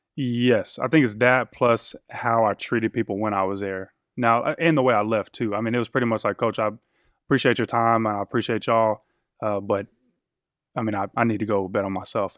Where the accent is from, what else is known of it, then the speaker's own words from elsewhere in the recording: Killeen, Texas, United States; I was born out in West Texas, moved, what I call my hometown is Killeen, Texas